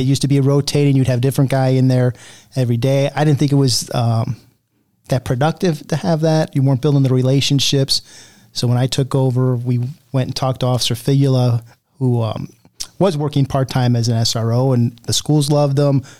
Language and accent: English; Cuyahoga County, Ohio, United States; now in Elyria, United States; I didn't grow up around here. I grew up actually in Cuyahoga County